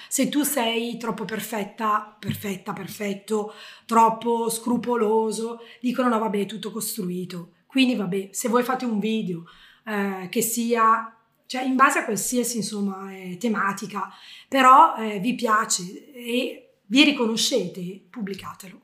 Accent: Bergamo, Lombardy, Italy; io da bergamasca ho insegnato a un abitante dell'Umbria

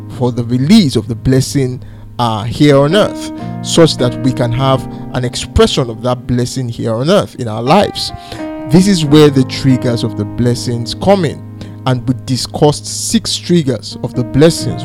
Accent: Nigeria; I'm from Nigeria, I live in Nigeria, and I work from Nigeria

